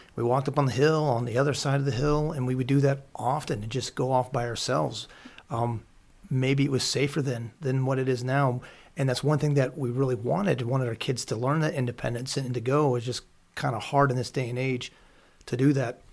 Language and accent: English; Pennsylvania, United States; I grew up here in Pennsylvania going to gun shows